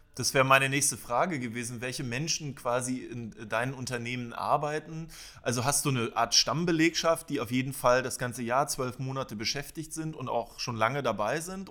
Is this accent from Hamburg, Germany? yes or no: no; Schwerin, Mecklenburg-Vorpommern, Germany; Ich komme aus Schwerin und habe am Schweriner See dort in einem Eisladen äh, an der Softeismaschine gestanden.